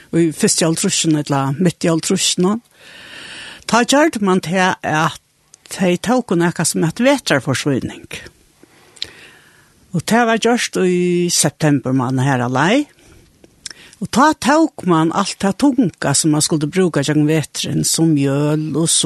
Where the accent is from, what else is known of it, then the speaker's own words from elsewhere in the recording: Gásadalur, Faroe Islands; Jeg er født i Gassadel. Begge foreldrene våre herfra. Så jeg er født og oppvoksen her.